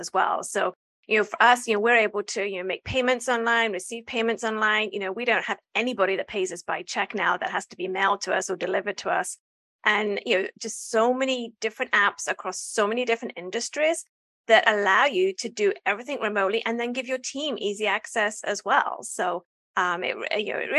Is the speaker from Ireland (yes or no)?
no; England, United Kingdom; moved away as an adult; I'm from England.